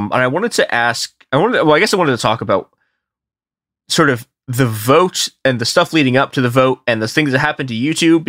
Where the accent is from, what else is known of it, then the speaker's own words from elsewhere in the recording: Chicago, Illinois, United States; I am a Chicagoan, so like I grew up in snowstorms, right?